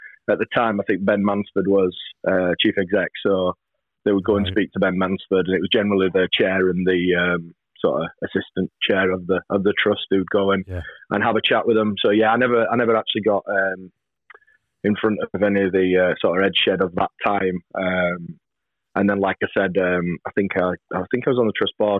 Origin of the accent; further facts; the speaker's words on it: Barnsley, Yorkshire and the Humber, United Kingdom; Barnsley, my hometown